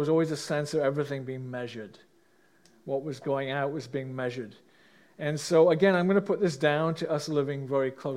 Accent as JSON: {"language": "English", "region": "England", "country": "United Kingdom", "tie": "born or raised there", "moved": "yes", "lives_now": "Canada", "said": "I grew up in England, as most of you know, in a middle-class family"}